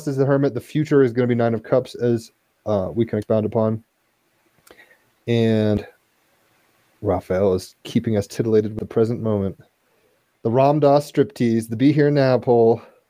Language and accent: English; Virginia, United States; I grew up in Virginia, which is like the most northern southern area you can be, kind